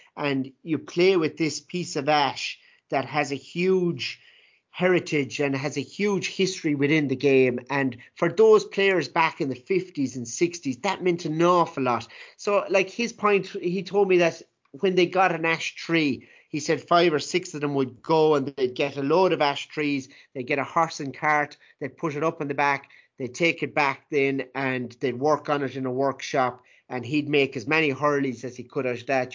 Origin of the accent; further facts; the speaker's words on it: Ireland; growing up in Ireland